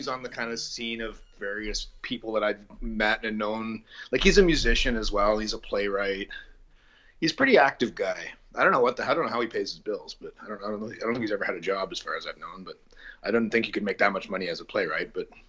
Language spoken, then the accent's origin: English; Niagara Falls, Ontario, Canada; moved away as an adult; now in London, Canada; growing up in Niagara Falls